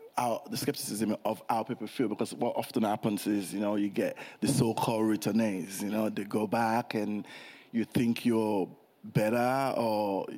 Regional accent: United Kingdom; born there; I was born in England, you know? My parents were still in England. I was born in England.

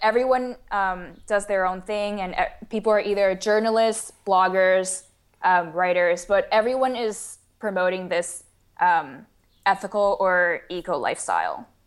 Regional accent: Taiwan; moved away as an adult; also born or lived in St. Louis, United States; I was born and raised in Taiwan, and then I came to the United States for university at Washu in Saint Louis

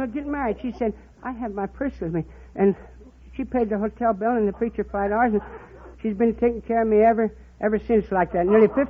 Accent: across from Covington, raised in Kentucky, United States; moved away; also born or lived in Ohio; Right across from Covington, Kentucky, I was born.

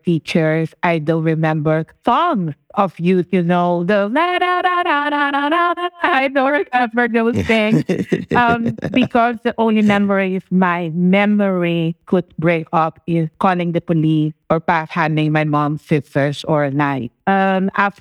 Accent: Curaçao; first language Papiamento; English is a second language; also born or lived in Sint Maarten; now in Bonaire; I actually was born in Sint Maarten, which was also from the former Netherlands Antilles, the Dutch Antilles. We fall part all under the Dutch kingdom. However, I was raised in Curacao. I currently live in Bonaire

